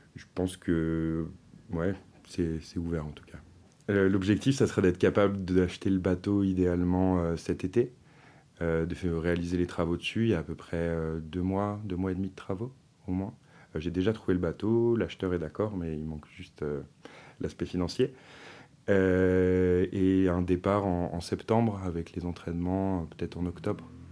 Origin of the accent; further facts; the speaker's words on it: Finistère, South Brittany, France; moved away as an adult; also born or lived in Paris; je suis originaire de Bretagne-Sud, dans le Finistère